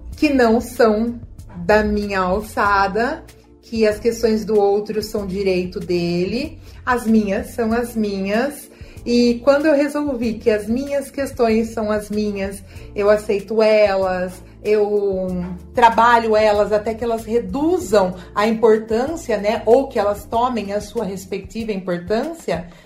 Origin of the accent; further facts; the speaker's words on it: Leme, São Paulo, Brazil; eu sou da cidade de Leme